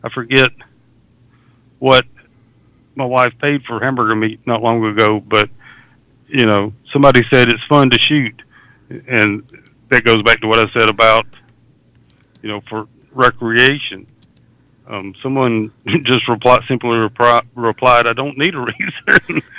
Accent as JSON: {"language": "English", "region": "Deep South", "country": "United States", "tie": "born or raised there", "said": "I grew up in the Deep South, and hunting was and still is a way of life."}